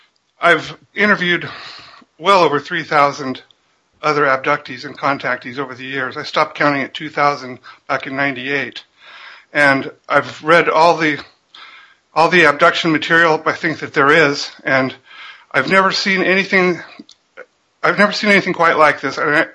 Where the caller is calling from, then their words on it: Auburn, Washington, United States; I'm in Seattle, just south of Seattle.